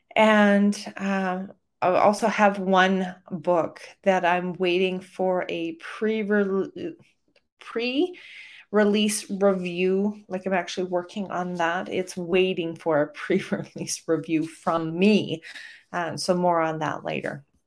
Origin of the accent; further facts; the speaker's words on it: Calgary, Alberta, Canada; my hometown of Calgary, Alberta, Canada